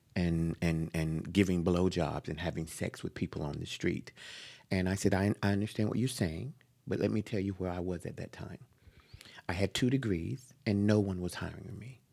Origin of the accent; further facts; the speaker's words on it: Jacksonville, North Carolina, United States; now in San Francisco, United States; I was born in North Carolina, Jacksonville, a male